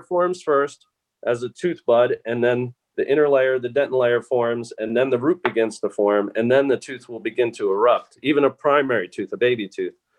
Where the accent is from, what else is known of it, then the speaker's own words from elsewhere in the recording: New Jersey, United States; moved away; also born or lived in Pittsburgh, Pennsylvania; i grew up thankfully in New Jersey